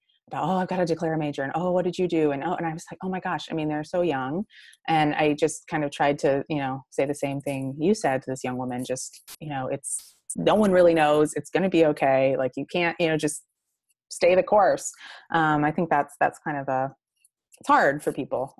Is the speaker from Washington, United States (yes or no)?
no; Michigan, United States; also born or lived in Boston; I grew up in Michigan.